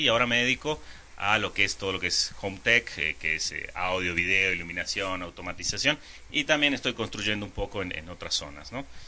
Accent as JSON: {"language": "Spanish", "country": "Mexico", "tie": "born or raised there", "also_born_or_lived": "Argentina", "said": "yo llegué de Argentina en el 82, tenía 10 años y ahora tengo, bueno, 45, llevo 35 años viviendo acá. Eh, crecí, hice toda mi escuela acá, todos mis amigos son mexicanos"}